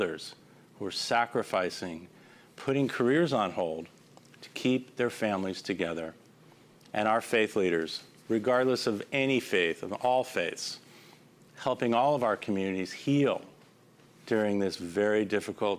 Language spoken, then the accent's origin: English; Los Angeles, California, United States; my hometown of Los Angeles